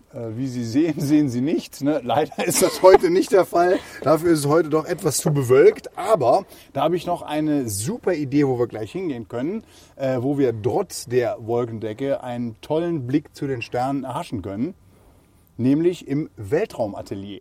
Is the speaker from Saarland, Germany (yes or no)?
yes; Saarland, Germany; hier bei uns im Saarland